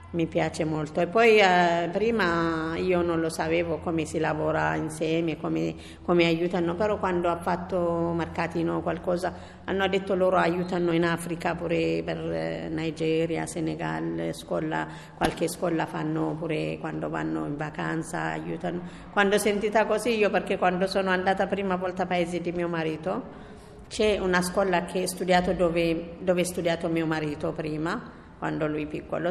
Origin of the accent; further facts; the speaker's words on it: Yemen; Italian is a second language; also born or lived in Ethiopia; now in Rome, Italy; vengo da, dallo Yemen, mio padre è dallo Yemen, mia mamma da Etiopia